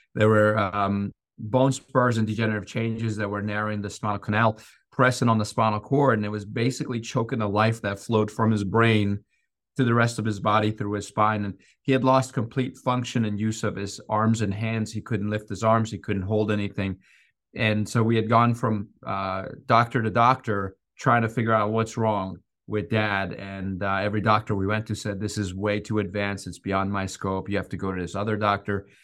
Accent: Iran; moved away; I grew up in Iran

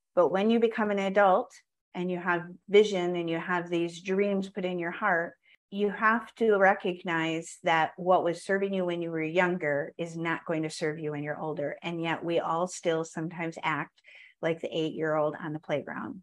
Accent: Wisconsin, United States; I grew up in Wisconsin

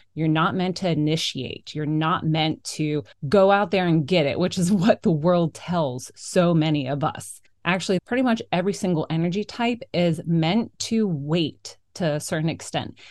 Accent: South Florida, United States; now in Maine, United States; I'm also born and raised in South Florida, fellow Florida girl here.

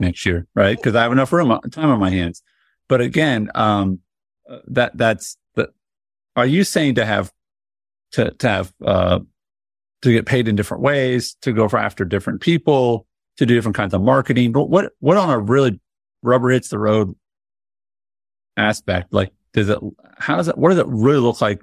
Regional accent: Indianapolis, Indiana, United States; I grew up in Indianapolis

